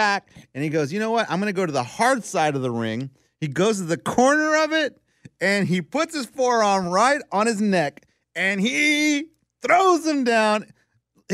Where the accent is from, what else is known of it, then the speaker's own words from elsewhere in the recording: McAllen, Texas, United States; I was born and raised in McAllen